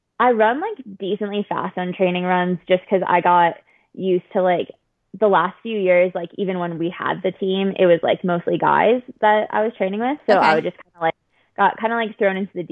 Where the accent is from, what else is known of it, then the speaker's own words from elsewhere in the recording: Lake Forest, Illinois, United States; moved away; also born or lived in Boston; I'm from outside of Chicago